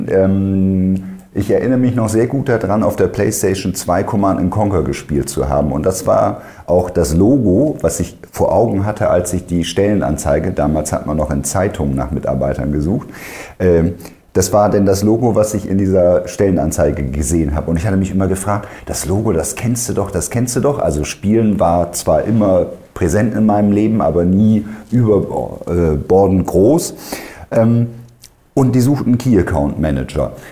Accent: Bremen, Germany; born there; ich bin gebürtiger Bremer, darum, wenn wir denn mal irgendwann zum Lieblingsverein kommen, ist natürlich klar Werder Bremen.

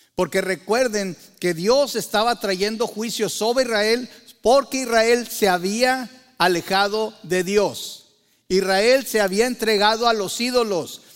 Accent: Mexico; Para muchos de nosotros que crecimos en México

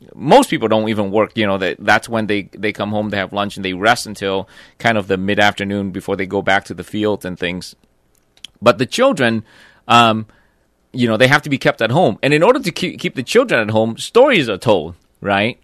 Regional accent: Vietnam; moved away; growing up in Vietnam

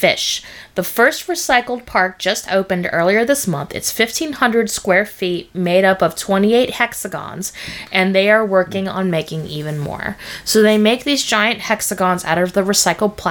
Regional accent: Bakersfield, California, United States; I grew up in Bakersfield

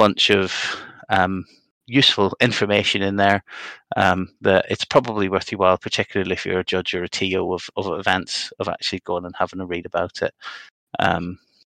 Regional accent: Northern Ireland, United Kingdom; I'm a Northern Irish Protestant

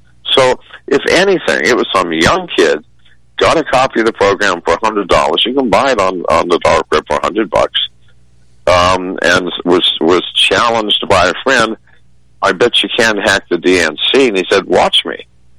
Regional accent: United States; We are American citizens. We are not stupid.

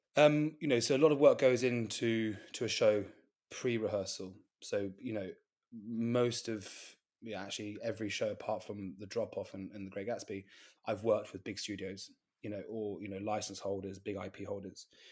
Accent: Gloucestershire, the Cotswolds, South West England, United Kingdom; moved away; also born or lived in London; I'm from Gloucestershire in the Cotswolds

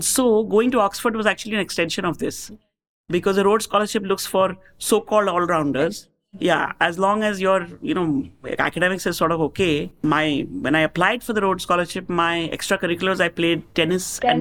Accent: India; moved away as an adult; also born or lived in Chicago, United States; as Indian living in America

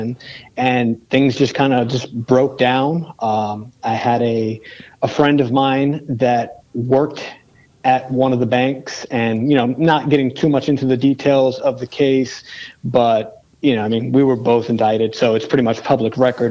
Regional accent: New York City, New York, United States; growing up in the South Bronx

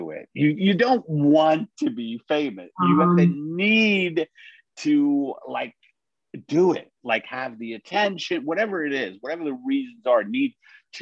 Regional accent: New York City, New York, United States; I was born in Brooklyn

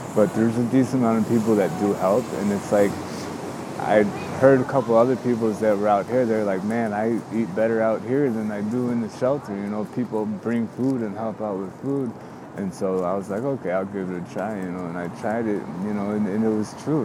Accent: suburbs of Chicago, Illinois, United States; moved away as an adult; now in Chicago, United States; I'm from the suburbs, you know, I'm not really from Chicago

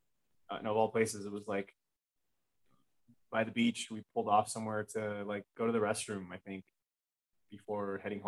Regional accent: Los Angeles, California, United States; growing up in Los Angeles

